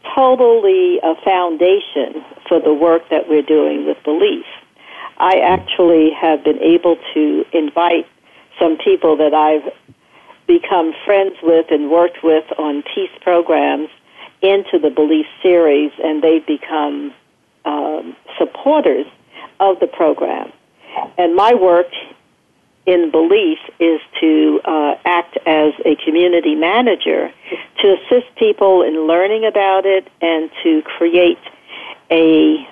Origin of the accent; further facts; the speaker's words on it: New York City, New York, United States; moved away; also born or lived in Culver City; I grew up in Brooklyn, New York, and I grew up surrounded by many Jewish people.